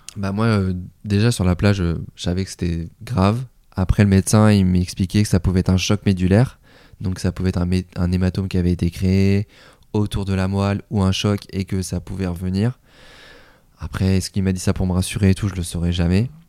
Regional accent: Tours, Centre-Val de Loire, France; moved away as an adult; also born or lived in Golfe-Juan / Nice; je suis originaire de Tours

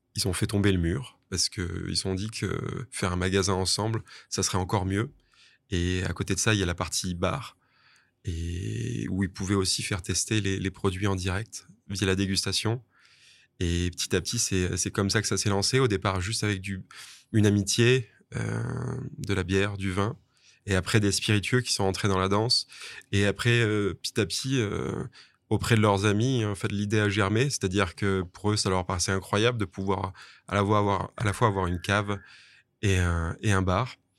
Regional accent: Toulouse, Occitania, France; moved away as an adult; also born or lived in Grasse / Bordeaux / Asia; now in Nice, France; j'ai fait la plupart de mes classes à Toulouse

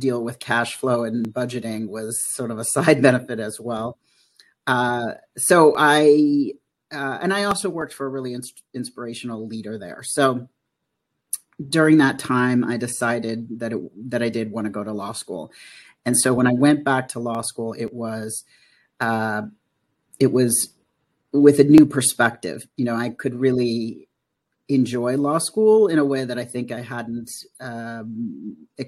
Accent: United States; I'm from the United States

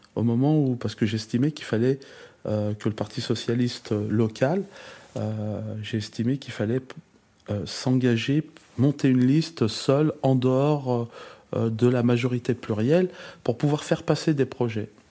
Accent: Givors, Auvergne-Rhône-Alpes, France; je suis, un natif de Givors, donc je suis né euh, euh, à l'hôpital Mongela, l'unique hôpital de, la ville.

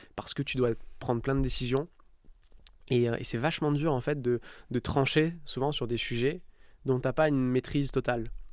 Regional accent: Istres, Provence-Alpes-Côte d'Azur, France; moved away as an adult; also born or lived in Nice / Dublin / New York; j'ai grandi à, à, côté de Marseille, à Istres

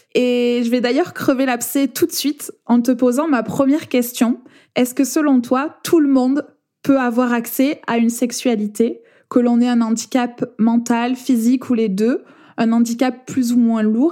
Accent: France; accent: accent chantant

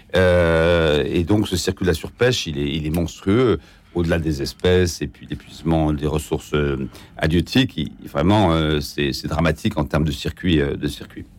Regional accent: France; on est français

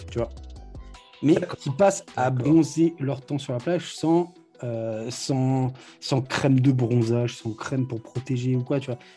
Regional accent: France; Je, peux, pas, connaître. Moi, je viens de, de, de la France.

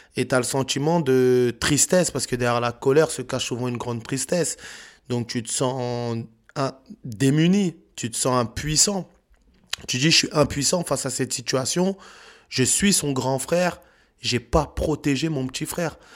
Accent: France; On a grandi en France.

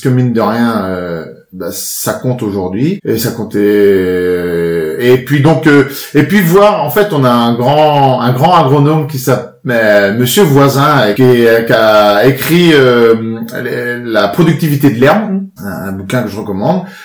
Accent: Périers, Normandy, France; j'ai grandi à Perrier, hein, sur ma sur ma commune, petit village de 2500 habitants, petite un petit bourg hein. dans la Manche

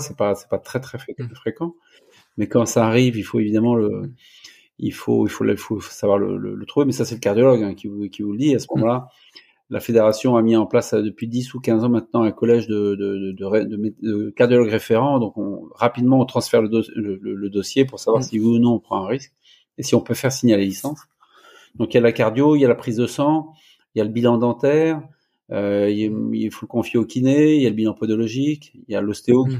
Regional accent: Angers, Pays de la Loire, France; moved away as an adult; also born or lived in Rennes; je suis angevin, je suis né à Angers, j'ai fait mon premier cycle, deuxième cycle de médecine à, à Angers

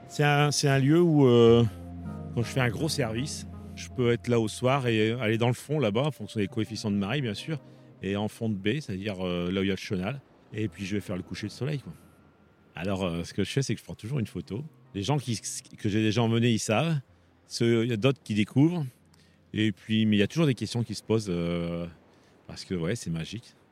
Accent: Arras, Hauts-de-France, France; je suis une native d'Arras

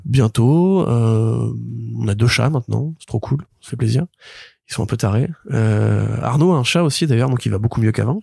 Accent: Paris, Île-de-France, France; born or raised there; also born or lived in Marseille

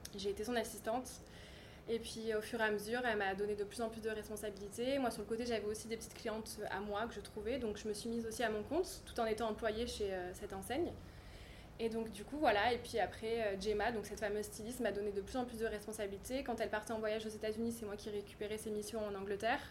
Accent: Cannes, Provence-Alpes-Côte d'Azur, France; also born or lived in Nord-Pas-de-Calais / Narbonne / London; j'ai grandi à Cannes

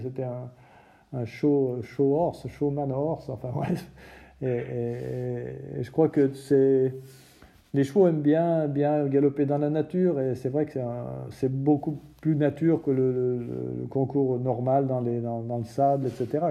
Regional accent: France; en tant que Français

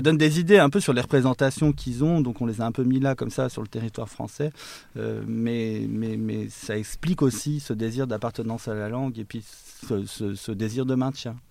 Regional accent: Savoie, Auvergne-Rhône-Alpes, France; moved away as an adult; also born or lived in Switzerland; je suis originaire de Savoie, j'ai grandi en Savoie

